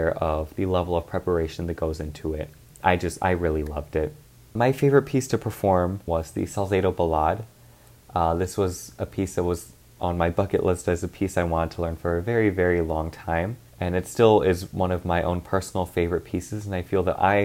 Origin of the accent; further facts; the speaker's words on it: Dallas, Texas, United States; moved away as an adult; now in Cleveland, United States; I am originally from Dallas, Texas